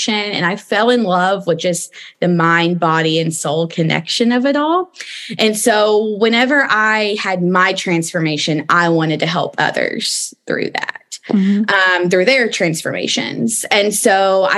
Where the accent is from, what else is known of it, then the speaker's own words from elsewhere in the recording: East Tennessee, United States; moved away as an adult; also born or lived in Los Angeles, United States; I am originally from East Tennessee